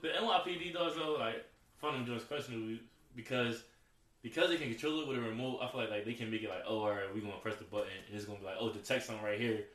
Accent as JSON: {"language": "English", "town": "Philadelphia", "region": "Pennsylvania", "country": "United States", "said": "I'm from Philly, but just more so"}